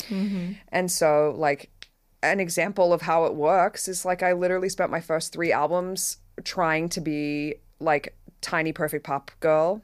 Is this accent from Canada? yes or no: no; Australia; moved away; Growing up in Australia